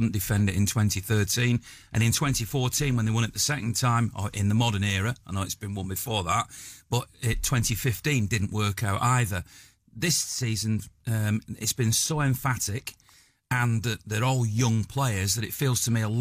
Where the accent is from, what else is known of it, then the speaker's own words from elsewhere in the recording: Manchester, North West England, United Kingdom; I'm a Mancunian, was born in this city.